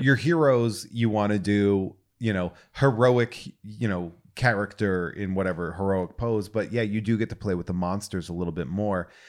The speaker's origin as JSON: {"language": "English", "region": "New England", "country": "United States", "moved": "yes", "said": "I'm originally from New England"}